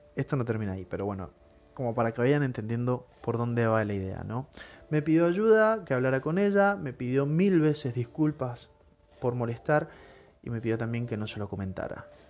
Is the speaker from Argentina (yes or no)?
yes; Argentina; te inculcan desde chiquito, si sos argentino